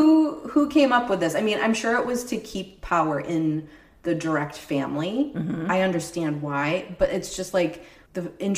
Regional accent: United States; we as two American women

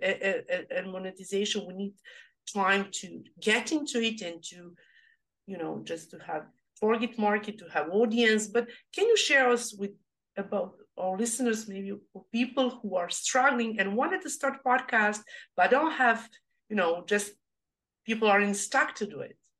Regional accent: Serbia; English is a second language; now in Australia; I come from Europe, from Serbia. English is my second language

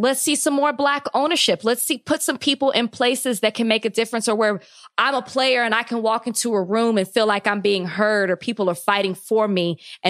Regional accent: Dallas, Texas, United States; I'm from Dallas, so I was

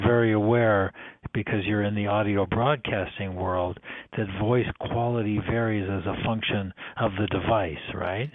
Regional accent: Canada; moved away as an adult; also born or lived in Toronto / San Francisco; I'm originally Canadian

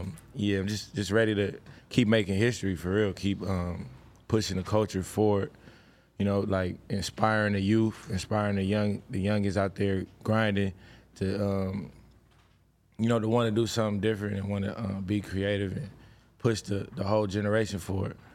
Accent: Inglewood, California, United States; I grew up in Inglewood. You know, I went to Crenshaw High

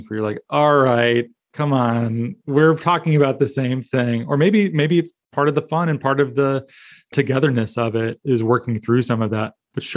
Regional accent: Phoenix, Arizona, United States; I grew up in the Phoenix area

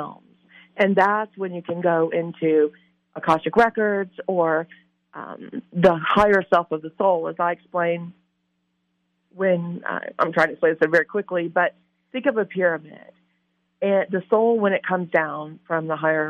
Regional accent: Louisiana, United States; I'm from Louisiana, love New Orleans

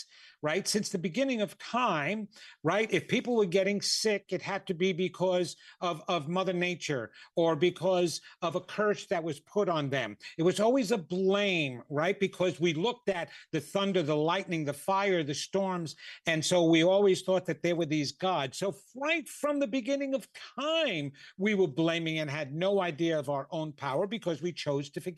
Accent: New York, United States; I'm from New York

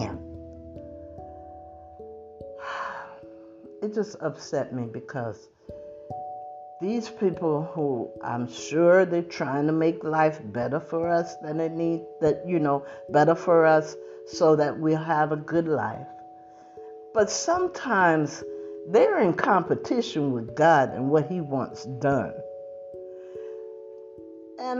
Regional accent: New Jersey, United States; I'm from New Jersey

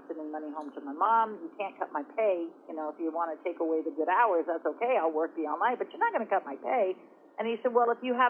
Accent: Oregon coast, United States; raised on the Oregon coast, small area, small town

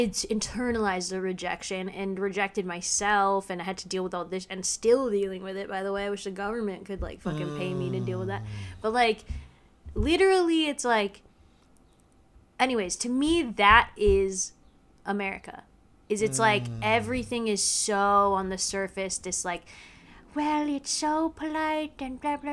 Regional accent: the South, United States; also born or lived in Virginia / South Carolina; I grew up in South Carolina and Virginia

